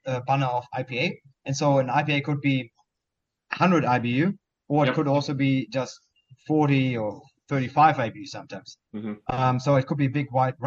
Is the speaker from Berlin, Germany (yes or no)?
no; Bochum, North Rhine-Westphalia, Germany; moved away as an adult; also born or lived in New Zealand; now in Victoria, Australia; I grew up in Bochum